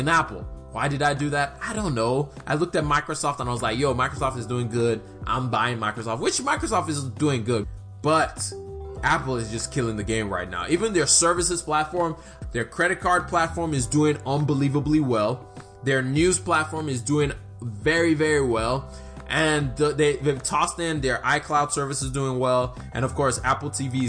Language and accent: English; Nigeria; I'm Nigerian.